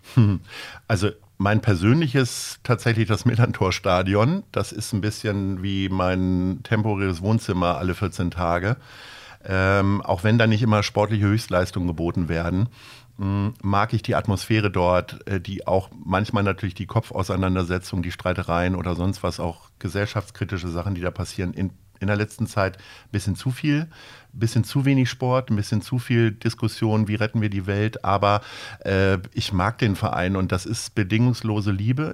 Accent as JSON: {"language": "German", "town": "Stadthagen", "region": "Lower Saxony", "country": "Germany", "tie": "born or raised there", "also_born_or_lived": "Hanover", "moved": "as an adult", "lives_now": "Hamburg, Germany", "said": "Geboren in Hannover im April 1970 und äh, aber aufgewachsen in einem kleinen Ort in der Nähe von Hannover, Stadt Hagen"}